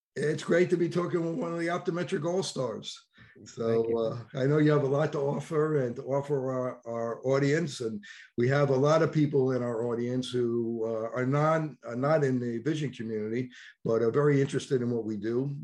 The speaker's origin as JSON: {"language": "English", "region": "New York", "country": "United States", "accent": "New York", "said": "my new york accent"}